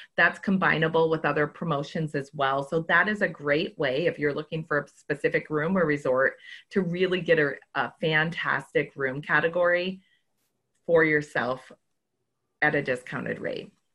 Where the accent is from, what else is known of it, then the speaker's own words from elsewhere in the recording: Minnesota, United States; I'm from Minnesota